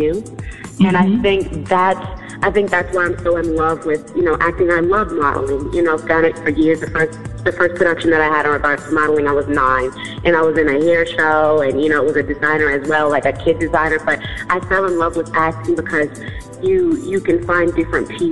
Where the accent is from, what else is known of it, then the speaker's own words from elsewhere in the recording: New York City, New York, United States; I am originally from New York, born and raised Queens, New York